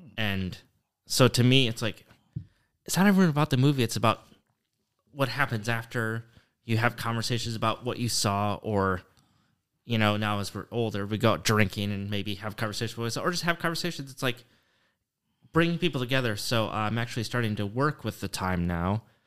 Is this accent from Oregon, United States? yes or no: no; Michigan, United States; moved away as an adult; also born or lived in Portland; now in Oshkosh, United States; growing up in Michigan